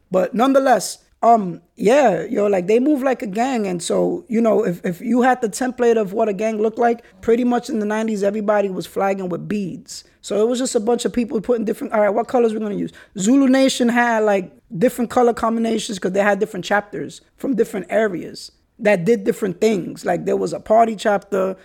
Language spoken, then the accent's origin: English; New York City, New York, United States; the ways that we were raised in the Bronx and New York City